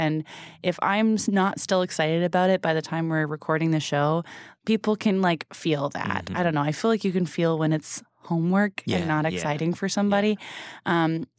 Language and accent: English; Massachusetts, United States; we're from Southern Massachusetts